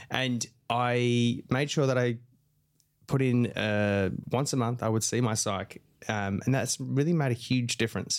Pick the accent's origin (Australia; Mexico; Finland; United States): Australia; my own experience as an Aussie man